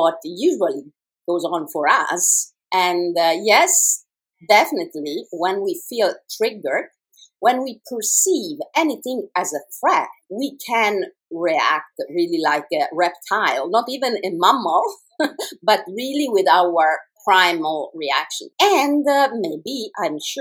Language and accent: English; Italy; English is a second language; I'm Italian